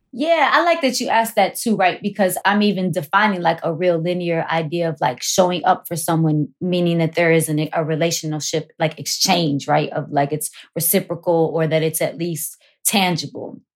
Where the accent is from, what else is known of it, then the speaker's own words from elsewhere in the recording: Chicago, Illinois, United States; growing up on Wilson Avenue was no joke